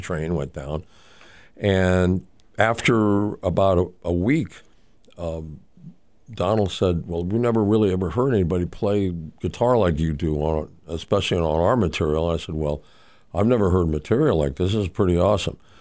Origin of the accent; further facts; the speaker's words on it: Mexico City, Mexico; I grew up in Mexico City.